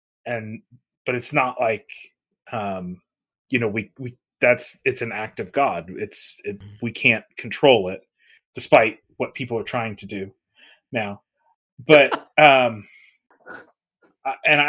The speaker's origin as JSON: {"language": "English", "region": "South Florida", "country": "United States", "tie": "born or raised there", "said": "I grew up in South Florida, so I know my way around hurricane"}